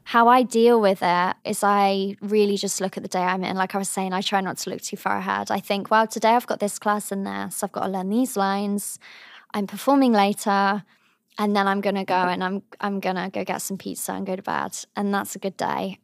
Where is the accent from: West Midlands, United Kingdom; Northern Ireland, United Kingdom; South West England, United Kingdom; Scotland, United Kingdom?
South West England, United Kingdom; the Cotswolds; moved away as an adult; also born or lived in Cheltenham; now in New York, United States; I was born in Cheltenham, but I come from a very small town in the Cotswolds